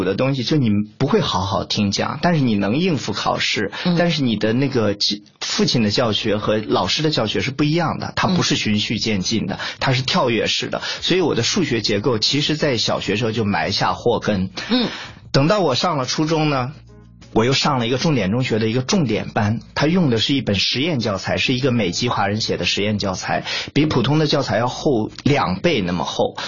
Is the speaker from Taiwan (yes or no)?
no; Zhengzhou, Henan, China; moved away as an adult; also born or lived in Guangzhou; 我出生在河南郑州，成长一直在郑州。